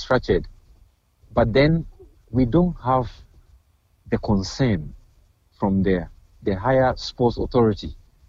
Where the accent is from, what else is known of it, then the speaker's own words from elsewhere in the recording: Ghana; now in Queens, United States; I'm a Ghanaian, I live in Queensland, right?